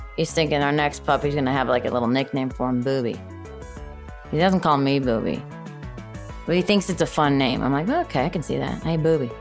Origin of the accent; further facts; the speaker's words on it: Chicago, Illinois, United States; moved away; I'm from originally from Chicago.